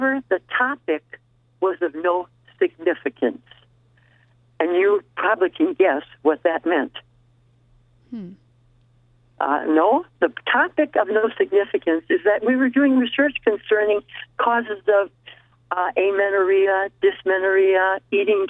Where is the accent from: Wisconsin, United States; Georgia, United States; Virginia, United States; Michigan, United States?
Wisconsin, United States; Milwaukee; moved away as an adult; also born or lived in Oshkosh, Wisconsin / St. Cloud, Minnesota; now in Las Vegas, United States; I was born in Milwaukee, Wisconsin. So most of my early years, early college years and teaching experiences were all in the Midwest